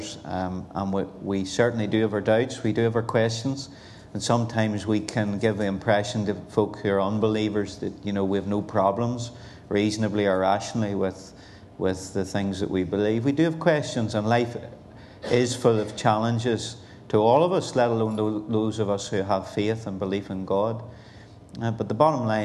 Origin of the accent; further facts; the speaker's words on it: Belfast, Northern Ireland, United Kingdom; now in Portadown, United Kingdom; I'm originally born and bred in Belfast, East in particular. And so that's where I come from, and now living in Portadown, County Armagh